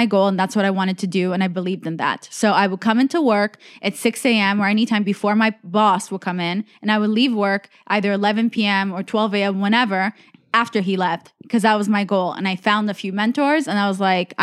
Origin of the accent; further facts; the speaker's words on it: United States; I was like foreign growing up in America.